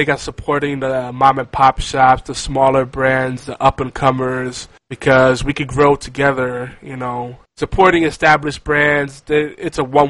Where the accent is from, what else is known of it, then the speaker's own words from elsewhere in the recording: New York City, New York, United States; I grew up in Midtown Manhattan